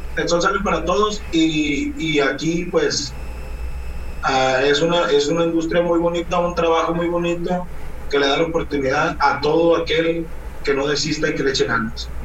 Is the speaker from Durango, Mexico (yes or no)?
no; Guamúchil, Sinaloa, Mexico; also born or lived in La Trinidad, Guasave, Sinaloa; now in Culiacán, Mexico; Originario soy de la Trinidad, Guasave, Sinaloa, ah. toda mi vida. A los tres años me llevaron a vivir a Guamuchi, toda mi vida la viví en Guamuchi hasta los 21 años